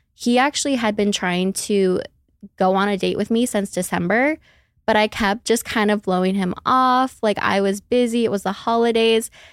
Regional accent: Minneapolis, Minnesota, United States; I'm from Minneapolis, Minnesota. I don't have an accent unless I say the O's, and then you'll really hear it

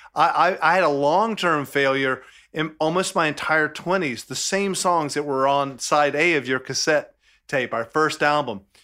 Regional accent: Southern, United States; accent: Southern; my Southern accent

